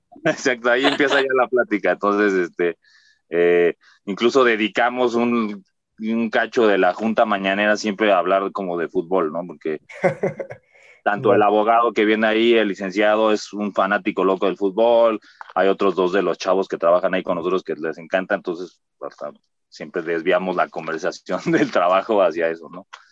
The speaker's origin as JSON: {"language": "Spanish", "region": "Mexico City", "country": "Mexico", "tie": "born or raised there", "said": "nací aquí en el Hospital de México, aquí justamente en, en Viaducto"}